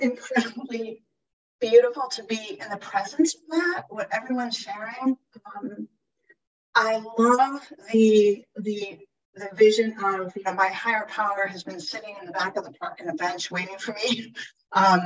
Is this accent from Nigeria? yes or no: no; Ireland; I am Irish.